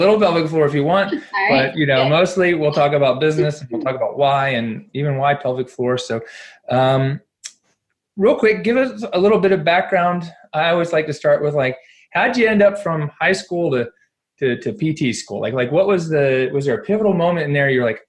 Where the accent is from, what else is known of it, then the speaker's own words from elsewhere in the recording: North Carolina, United States; also born or lived in California; Well, you know, I'm from North Carolina and people always ask me, well, where's your accent? And I was like, you know, I was like, well, you know, I lived in California.